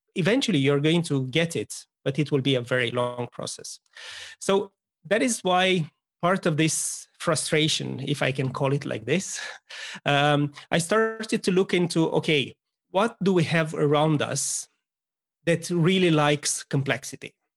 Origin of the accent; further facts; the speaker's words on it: Romania; moved away as an adult; I'm originally from Romania, as you are, uh, but moved here quite a while ago